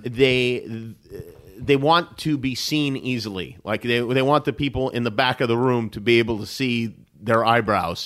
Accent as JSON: {"language": "English", "town": "Las Vegas", "region": "Nevada", "country": "United States", "tie": "born or raised there", "also_born_or_lived": "Brooklyn, New York", "moved": "as an adult", "lives_now": "Los Angeles, United States", "said": "My family's from Brooklyn originally. When, uh, when I was nine, we moved to Las Vegas"}